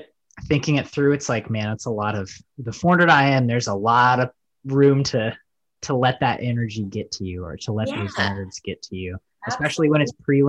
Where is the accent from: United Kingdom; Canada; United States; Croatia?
United States; And I think in the USA, we like kind of take it for granted, right?